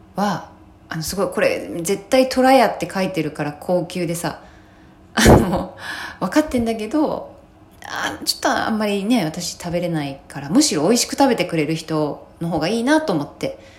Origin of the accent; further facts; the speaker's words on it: Kobe, Hyogo, Japan; 自分が出身地